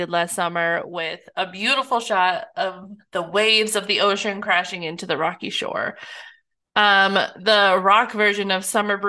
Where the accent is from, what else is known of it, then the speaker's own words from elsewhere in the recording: Kansas, United States; I'm from Kansas.